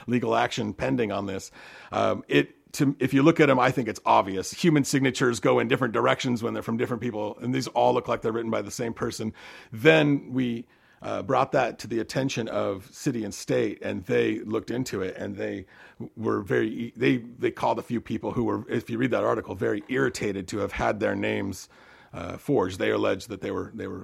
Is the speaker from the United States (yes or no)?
yes; Seattle, Washington, United States; now in Westford, United States; I grew up in Seattle, actually, but I've been out in upstate New York for something like 8 years